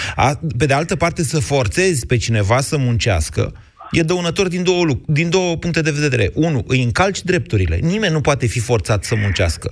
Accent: Drobeta-Turnu Severin, Mehedinți County, Romania; Eu sunt din Severin

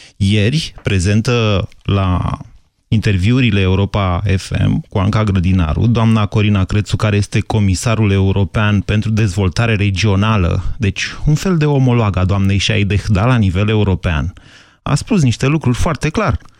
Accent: Romania; noi românii

